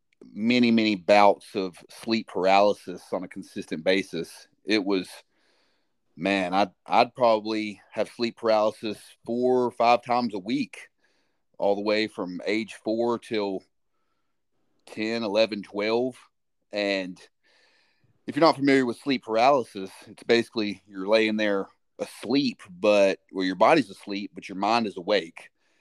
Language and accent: English; Alabama, United States; Well, luckily, I had the opportunity to move around a little bit, so Alabama was the home base. And what I noticed was a lot of folks that lived where I lived in Alabama, they didn't get out very much.